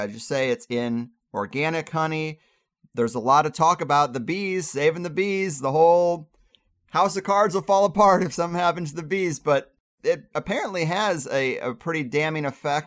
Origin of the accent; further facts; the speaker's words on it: Jefferson County, Missouri, United States; I'm originally from Jefferson County, Missouri, which is not that far from Creve Coeur. And when I grew up, I had heard a lot of worship for Monsanto